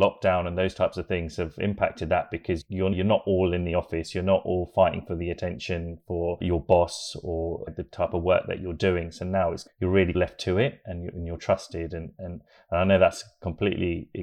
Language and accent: English; Hertfordshire, East of England, United Kingdom; born in the UK, just outside of London, a little place in Hertfordshire